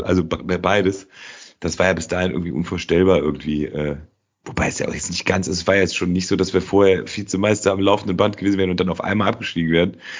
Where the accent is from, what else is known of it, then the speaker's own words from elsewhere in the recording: Cologne, North Rhine-Westphalia, Germany; als Kölner in Köln